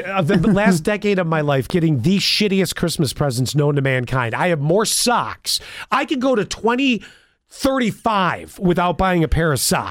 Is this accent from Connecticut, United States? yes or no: no; Buffalo, New York, United States; being born and raised in Buffalo.